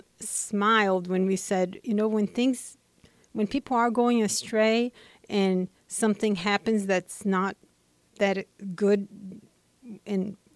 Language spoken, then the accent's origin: English; Brazil; moved away; I'm originally from Brazil